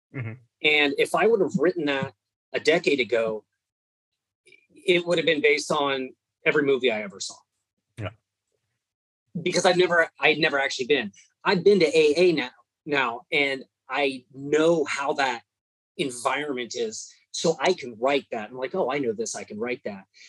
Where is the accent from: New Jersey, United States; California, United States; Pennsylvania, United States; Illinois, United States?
California, United States; moved away as an adult; now in Texas, United States; I grew up in California, but I've been in Texas for holy cow since 2006